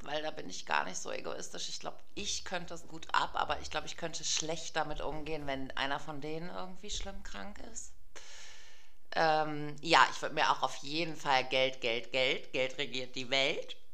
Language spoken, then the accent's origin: German; Germany; bin Deutsche und zwar in mehreren Generationen